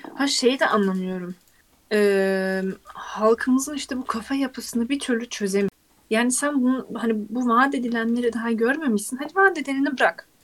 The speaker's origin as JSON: {"language": "Turkish", "country": "Turkey", "said": "biz hala Türkiye'yiz"}